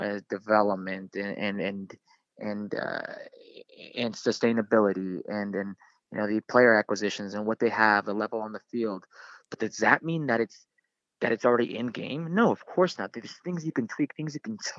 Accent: Las Vegas, Nevada, United States; also born or lived in Los Angeles, California / Mexico; I was born in Los Angeles, grew up playing, you know, soccer in Southern California until I was about 9, moved out to Las Vegas, played Nevada soccer until I was about U18.

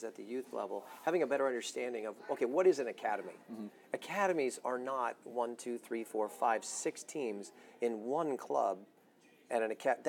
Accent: United States; We're American

